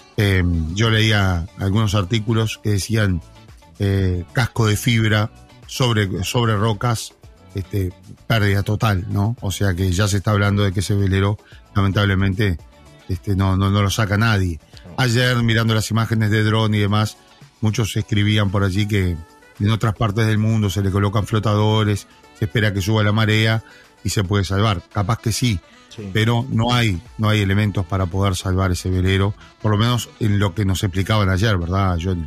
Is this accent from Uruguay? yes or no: yes; La Paloma, Rocha, Uruguay; los que somos de La Paloma